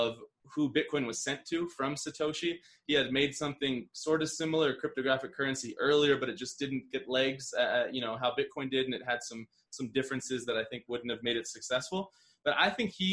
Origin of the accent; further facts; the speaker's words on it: United States; now in Medellin, Colombia; us being American